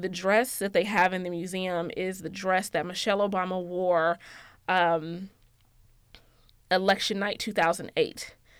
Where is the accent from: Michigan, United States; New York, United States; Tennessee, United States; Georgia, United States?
Georgia, United States; I'm from Georgia, um, and everything that comes with that, yes, I'm from Georgia